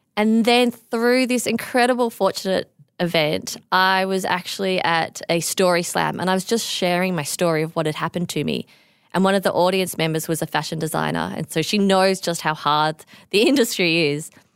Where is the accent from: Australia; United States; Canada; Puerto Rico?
Australia; I am the Australian designer